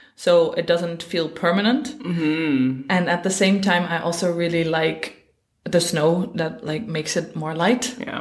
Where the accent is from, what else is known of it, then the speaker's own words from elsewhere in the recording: Netherlands; moved away as an adult; now in Iceland; I'm originally from the Netherlands, and I uh, moved here about four and a half years ago